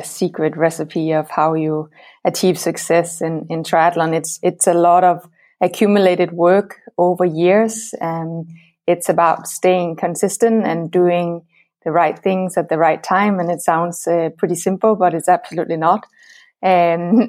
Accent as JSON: {"language": "English", "country": "Denmark", "said": "I'm from Denmark"}